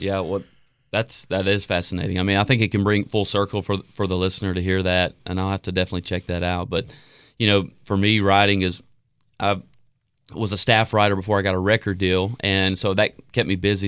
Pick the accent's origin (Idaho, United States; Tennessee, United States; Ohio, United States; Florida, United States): Tennessee, United States; Jackson; my life growing up in Jackson, Tennessee.